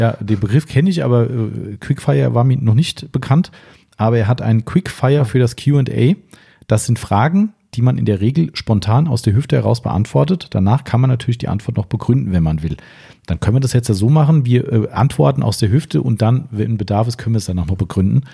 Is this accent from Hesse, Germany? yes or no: yes; Waldems, Hesse, Germany; wir kommen aus Waldems, 1100 Einwohner aus meinem aus Heimatort.